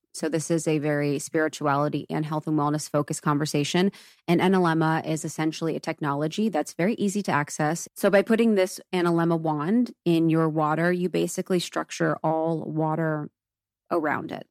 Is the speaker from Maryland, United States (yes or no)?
no; Ohio, United States; moved away; I grew up in Ohio, and it's so Catholic